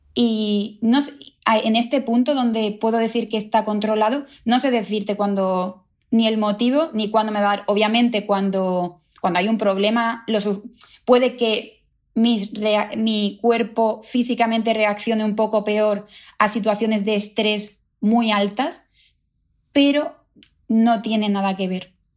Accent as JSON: {"language": "Spanish", "town": "El Puerto de Santa María", "region": "Andalusia", "country": "Spain", "tie": "born or raised there", "moved": "as an adult", "lives_now": "London, United Kingdom", "said": "Yo, yo vengo de una ciudad de Cádiz, del puerto de Santa María. Allí vivía con mis padres"}